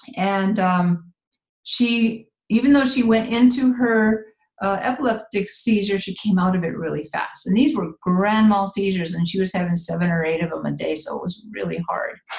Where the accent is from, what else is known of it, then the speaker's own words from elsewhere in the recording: Midwest, United States; moved away; also born or lived in San Jose, California; I'm originally from the Midwest